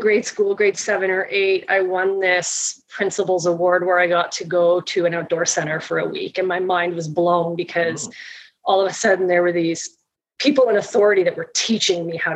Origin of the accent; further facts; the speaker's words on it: Toronto, Ontario, Canada; I grew up in Toronto. I grew up in Scarborough